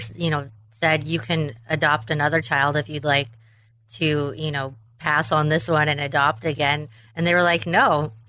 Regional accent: Western Washington, United States; also born or lived in Tacoma, Washington; I was born in Tacoma, Washington, and raised in a very small town in Western Washington by an amazing family.

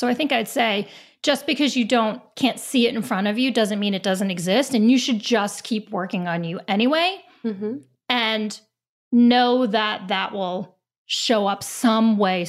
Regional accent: New York, United States; I have Italian roots. I'm from New York.

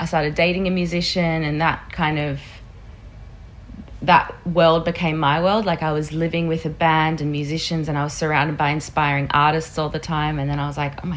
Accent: Australia; also born or lived in South Africa; we immigrated to Australia when I was 7

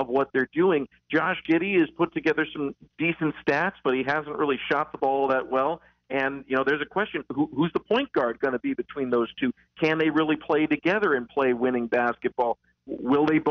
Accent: West Coast, United States; now in Charlotte, United States; I grew up on the West Coast

